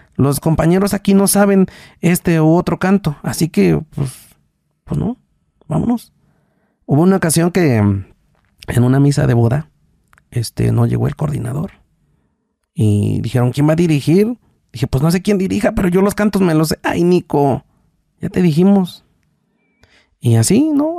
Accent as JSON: {"language": "Spanish", "country": "Mexico", "tie": "born or raised there", "said": "de Texmola, se llama la comunidad donde yo nací"}